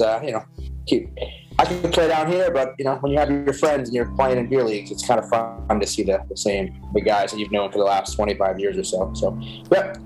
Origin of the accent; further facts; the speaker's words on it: New York City, New York, United States; I grew up in Queens, so it was a little harder to find some uh, some rink space